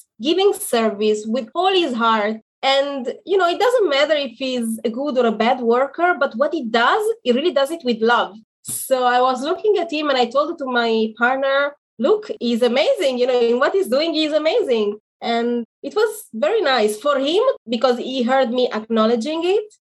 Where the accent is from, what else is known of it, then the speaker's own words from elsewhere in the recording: Italy; now in Israel; I am in Israel, but I am originally from Italy.